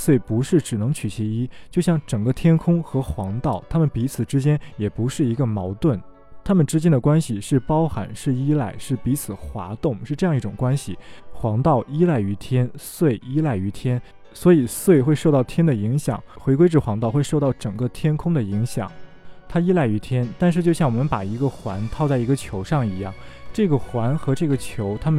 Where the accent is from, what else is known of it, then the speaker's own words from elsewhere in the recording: China; 我们中国人